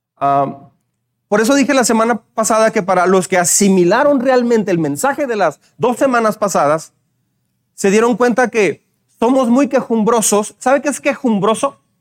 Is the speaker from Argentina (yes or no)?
no; Mexico; Tenemos fama de ser mal hablados.